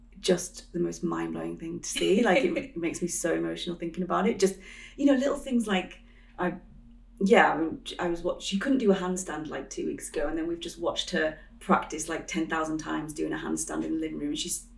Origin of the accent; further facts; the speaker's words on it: Yorkshire and the Humber, United Kingdom; now in London, United Kingdom; I grew up in the countryside, well, yeah, North Yorkshire, so it's quite countryside heavy